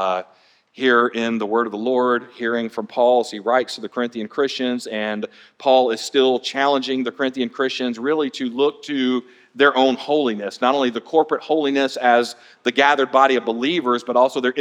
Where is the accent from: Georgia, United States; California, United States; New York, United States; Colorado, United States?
Georgia, United States; Atlanta; now in Florida, United States; my childhood growing up in Atlanta